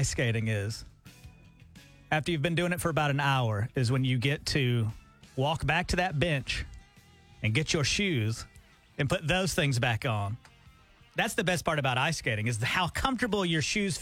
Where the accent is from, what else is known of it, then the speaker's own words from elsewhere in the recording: Montgomery, Alabama, United States; back when there was an ice skating rink in the mall in my hometown